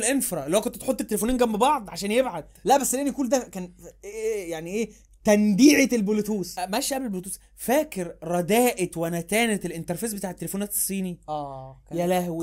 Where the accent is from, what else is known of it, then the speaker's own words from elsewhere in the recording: Egypt; احنا انا وانت، كبشر، كمصريين